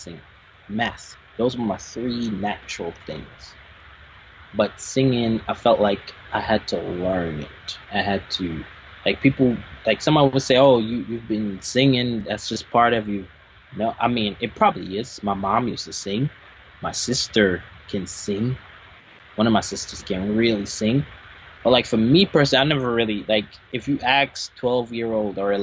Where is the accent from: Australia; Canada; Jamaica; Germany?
Jamaica; I am Jamaican. I was born in Jamaica